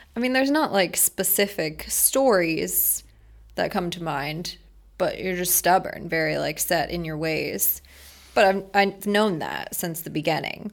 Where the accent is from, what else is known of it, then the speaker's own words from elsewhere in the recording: Merritt Island, Florida, United States; also born or lived in Maryland / Orlando; born in Maryland, grew up in Brevard County, went to Merritt Island High